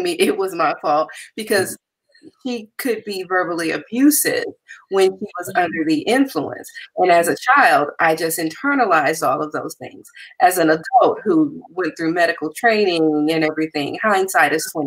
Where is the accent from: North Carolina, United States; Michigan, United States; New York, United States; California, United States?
California, United States; Compton; I am originally from Compton, and I grew up with humble beginnings